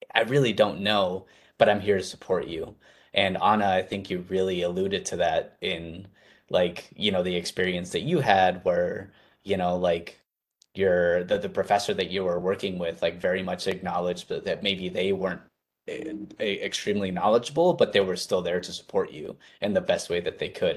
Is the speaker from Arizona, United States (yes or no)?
yes; Arizona, United States; I'm from Arizona